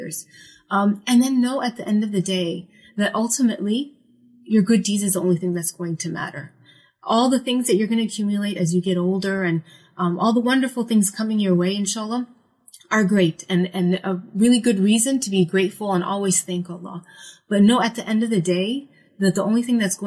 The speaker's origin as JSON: {"language": "English", "town": "Falls Church", "region": "Virginia", "country": "United States", "tie": "born or raised there", "moved": "as an adult", "lives_now": "Baltimore, United States", "said": "my hometown is my favorite thing. Falls Church, Virginia."}